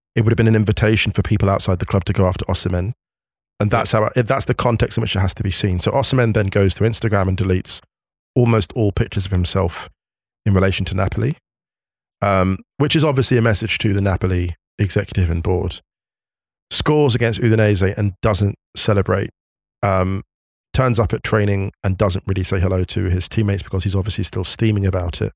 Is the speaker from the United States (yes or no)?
no; West Drayton, London, United Kingdom; my hometown of West Drayton, my humble origins, in West Drayton, born and raised